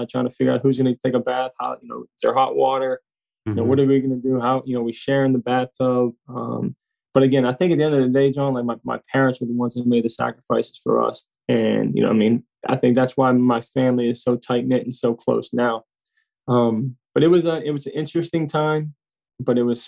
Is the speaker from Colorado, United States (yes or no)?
no; McKees Rocks, Pennsylvania, United States; we are from McKees Rocks, which is a, like I said, a small town, very close knit town. Like I said, right outside the city, and I went to Stowe Rocks High School